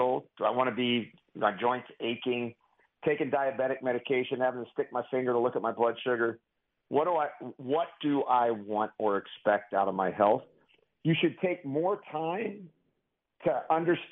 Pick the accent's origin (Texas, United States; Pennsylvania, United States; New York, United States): Pennsylvania, United States; Pittsburgh; I'm from Pittsburgh. I use the word pop.